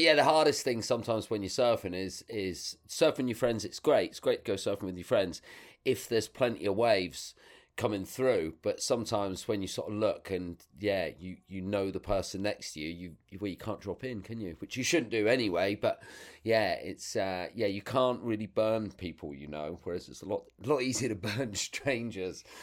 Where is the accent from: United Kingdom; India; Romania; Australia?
United Kingdom; North Devon, South West England; also born or lived in London; we ended up moving down to Devon by the time I was, like, five. So, I, yeah, I pretty much grew up round here